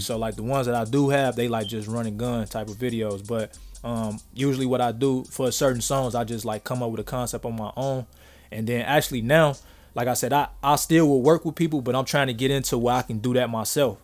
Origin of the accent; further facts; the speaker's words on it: Chicago, Illinois, United States; Growing up in Chicago